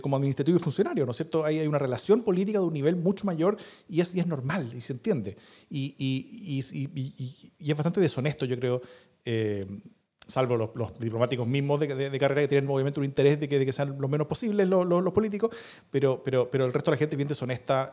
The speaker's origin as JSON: {"language": "Spanish", "country": "Chile"}